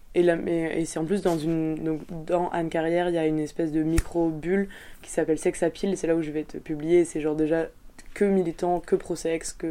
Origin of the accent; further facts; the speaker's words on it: France; now in Belgium; je suis française